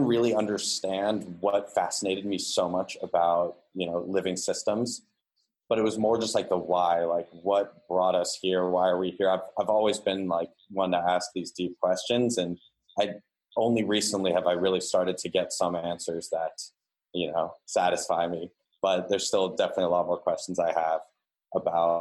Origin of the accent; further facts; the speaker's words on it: San Diego, California, United States; I am originally from San Diego, California. I grew up there until I was, you know, graduated high school